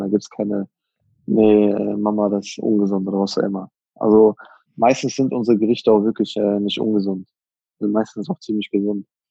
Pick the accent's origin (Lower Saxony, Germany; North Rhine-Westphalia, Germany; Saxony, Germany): North Rhine-Westphalia, Germany; Iserlohn; also born or lived in Hagen-Hohenlimburg; ich bin in Hohenlimburg geboren, ja, Hagen Hohenlimburg geboren, aber gelebt habe ich immer in Iserlohn. Also da bin ich dann aufgewachsen.